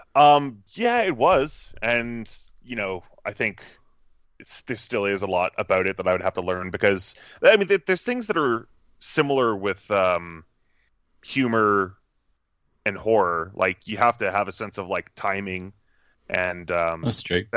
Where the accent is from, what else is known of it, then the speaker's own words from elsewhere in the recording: Cambridge, Ontario, Canada; I usually just say Toronto as a blanket statement because no one who knows anything about Canada is going to know where Cambridge, Ontario is